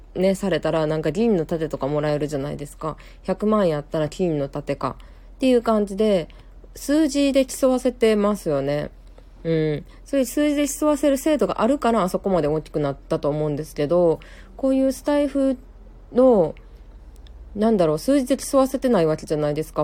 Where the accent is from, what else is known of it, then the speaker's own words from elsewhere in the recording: Kansai, Japan; accent: Kansai-ben; 私も関西弁なんで